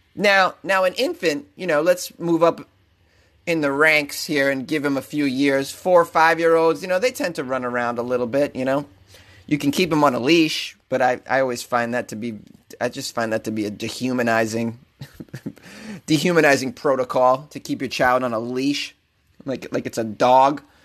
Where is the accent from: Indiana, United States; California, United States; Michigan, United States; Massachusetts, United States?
Massachusetts, United States; now in Los Angeles, United States; which is my home state.